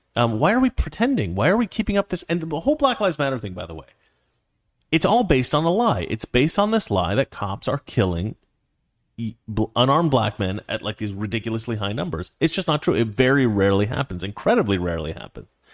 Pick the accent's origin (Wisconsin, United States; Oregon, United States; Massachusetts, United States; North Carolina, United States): Oregon, United States; Portland; that's where I'm from. I'm from Oregon